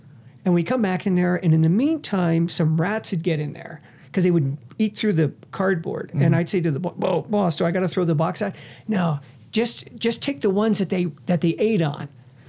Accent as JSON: {"language": "English", "area": "Bay Area", "region": "California", "country": "United States", "moved": "yes", "lives_now": "Las Vegas, United States", "said": "I'm from the Bay Area"}